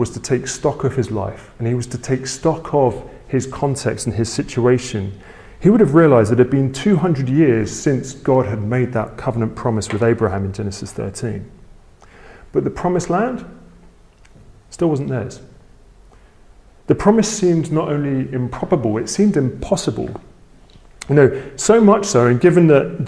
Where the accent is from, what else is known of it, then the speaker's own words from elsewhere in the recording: England, United Kingdom; my family are very British, right? We're very English